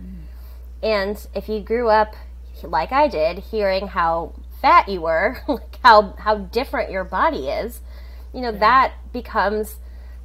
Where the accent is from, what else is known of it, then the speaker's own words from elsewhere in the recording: Hawaii, United States; moved away as an adult; also born or lived in New Zealand; I grew up in Hawaii